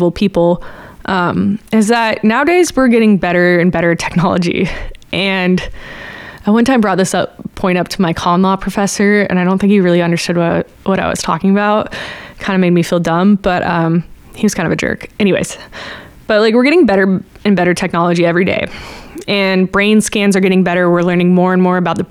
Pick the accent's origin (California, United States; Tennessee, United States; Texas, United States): California, United States; Bay Area; I'm from the Bay Area and we had Live 105